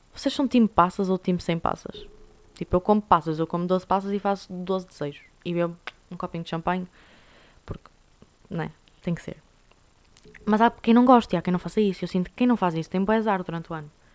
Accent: Portugal; somos nós portugueses

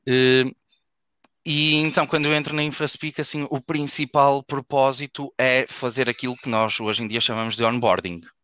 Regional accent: Porto, Norte, Portugal; eu sou do Porto, fizemos faculdade juntos aqui na, na Faculdade de Engenharia

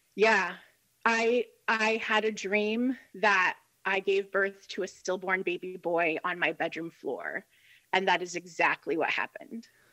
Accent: Central Illinois, United States; Central Illinois, which is where I'm from. It's where I was born and raised, where we live now

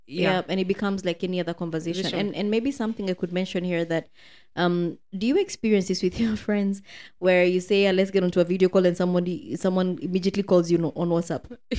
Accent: Kenya; moved away as an adult; now in United Arab Emirates; You know, I'm from Kenya.

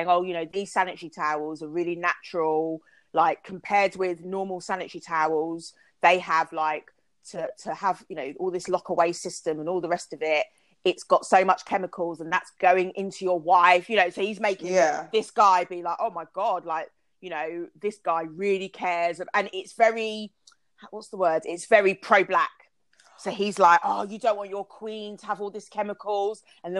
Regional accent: Kent, South East England, United Kingdom; I grew up in Kent

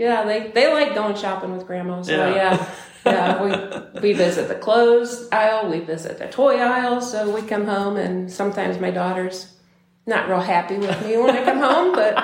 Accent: Bowling Green, Ohio, United States; also born or lived in Bloomdale, Ohio; I was born in Bowling Green, Ohio, and I have never left Wood County.

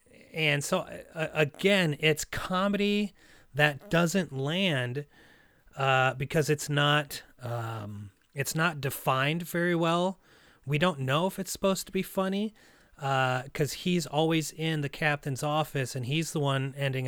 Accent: Russia; You know, I have, you know, Russian relatives. I'm from Russia. I have a Russian name. I eat Russian food. I go to a Russian church, but that's it.

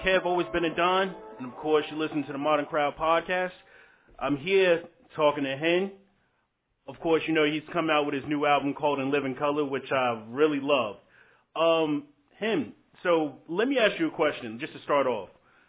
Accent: Augusta, Georgia, United States; You're actually from my hometown, Augusta.

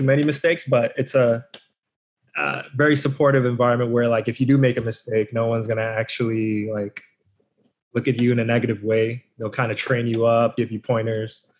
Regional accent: Boston, Massachusetts, United States; born and raised in Boston.

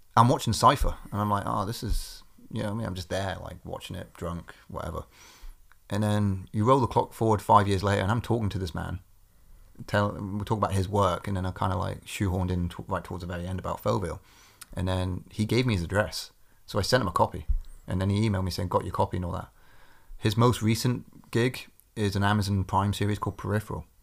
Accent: Corby, East Midlands, United Kingdom; my hometown in Corby

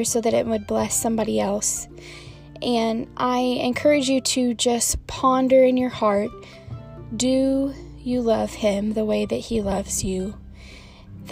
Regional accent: Iberia, Missouri, United States; my hometown church, Full Gospel Tabernacle

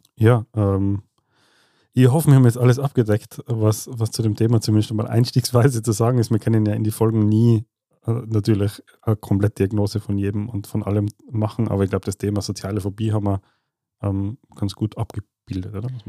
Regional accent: Tyrol, Austria; wir Tiroler

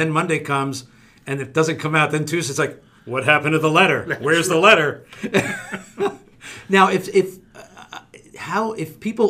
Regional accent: Italy; moved away; We came all the way from Italy.

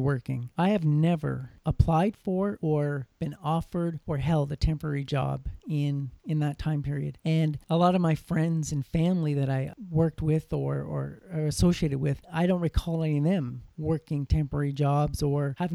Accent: Canada; here in my home country

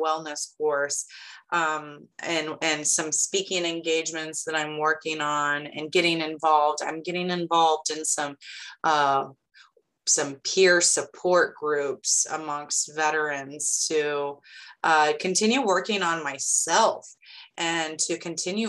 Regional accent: Lincoln, Illinois, United States; now in Sullivan, United States; My hometown is Lincoln, Illinois. But I now live in Sullivan, Illinois.

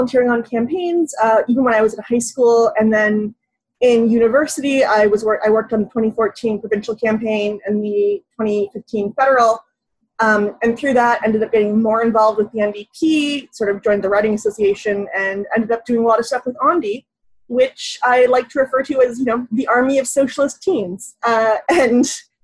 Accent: Hamilton, Ontario, Canada; I'm from Hamilton, Ontario, which is a really, really strong labor town

